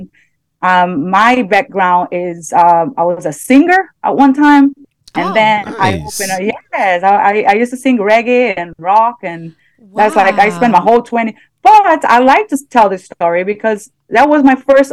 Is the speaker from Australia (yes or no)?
no; Brazil; English is a second language; moved away; I'm from middle class, you know, I'm from Brazil